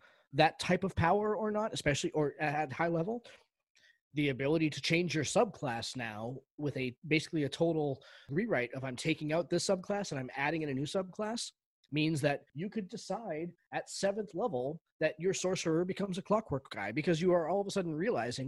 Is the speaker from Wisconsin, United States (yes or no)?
no; Boston, Massachusetts, United States; I'm from Boston.